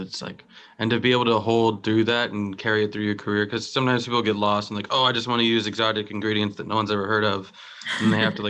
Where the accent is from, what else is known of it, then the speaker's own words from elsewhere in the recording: Southwest, United States; I grew up in the Southwest.